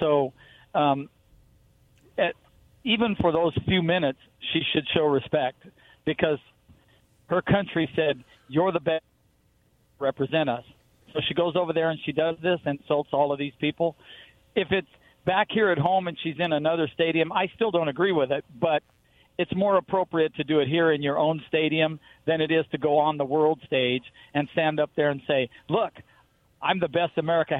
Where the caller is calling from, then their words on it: Pasco, Washington, United States; It's …. I'm over in Pasco.